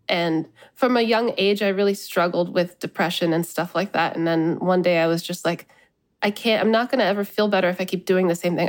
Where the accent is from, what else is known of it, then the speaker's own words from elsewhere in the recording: United States; I think of myself as Bangladeshi American.